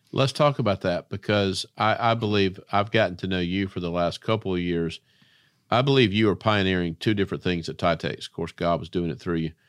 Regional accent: Spartanburg, South Carolina, United States; I'm from Spartanburg, South Carolina

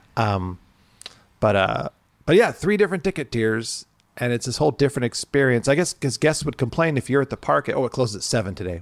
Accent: Irvine, California, United States; I grew up in Irvine

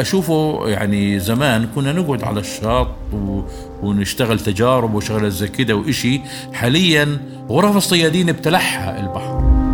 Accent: Gaza Strip, Palestine; إحنا كفلسطينيين

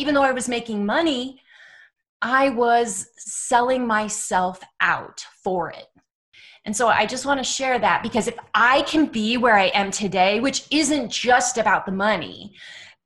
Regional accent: Dublin, California, United States; also born or lived in Oakland, California; I was born in Oakland, but we were in Dublin

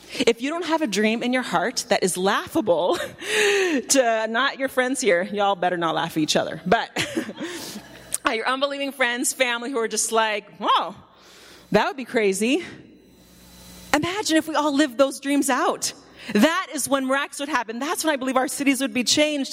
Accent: Canada; moved away; I grew up in Canada

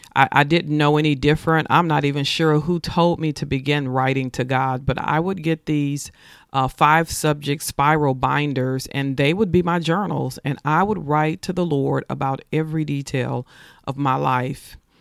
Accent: Nashville, Tennessee, United States; I was born and raised in Nashville, Tennessee

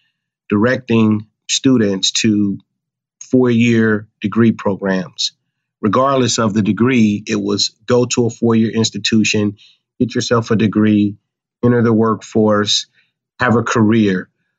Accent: Cincinnati, Ohio, United States; moved away as an adult; now in Buffalo, United States; I'm originally from Cincinnati, Ohio

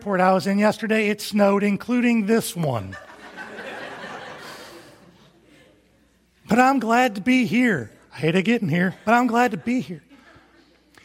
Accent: Toledo, Ohio, United States; now in Huntsville, United States; I grew up in the Toledo area

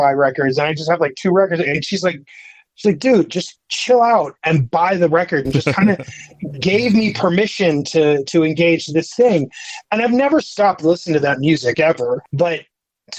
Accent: Utah, United States; I grew up in Utah, and it's just sort of a unique place to grow up

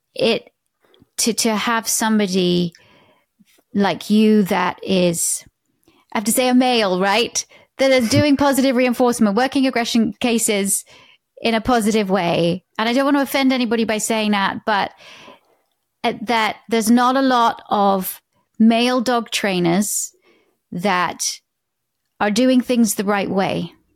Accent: United Kingdom; now in United States

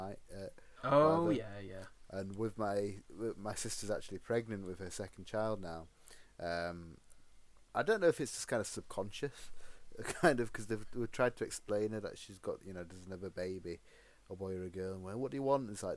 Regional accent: United Kingdom; Being the British guy I am

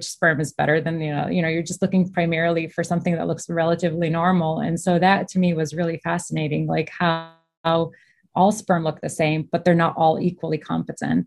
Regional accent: Michigan, United States; I was born and raised in Michigan, actually.

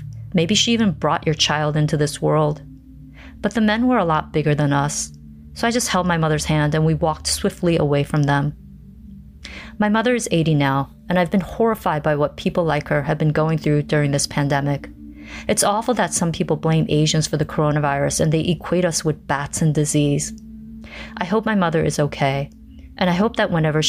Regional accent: South Korea; now in Seattle, United States; I'm originally from South Korea.

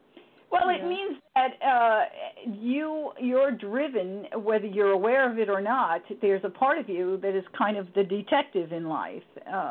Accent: Yonkers, New York, United States; Yonkers. I was born in Yonkers.

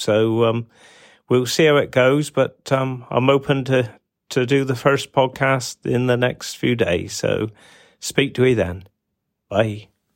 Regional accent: Cornwall, South West England, United Kingdom; my time in the funeral profession and growing up in Cornwall

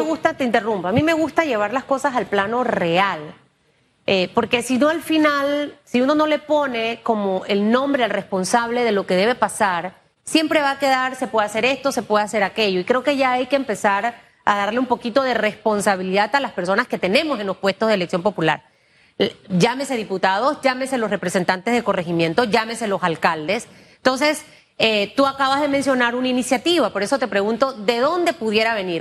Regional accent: Panama; yo como panameña

